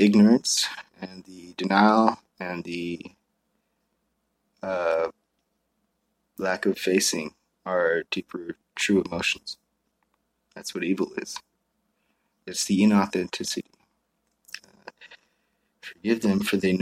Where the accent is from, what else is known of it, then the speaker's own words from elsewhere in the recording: Maui, Hawaii, United States; moved away; I grew up in Maui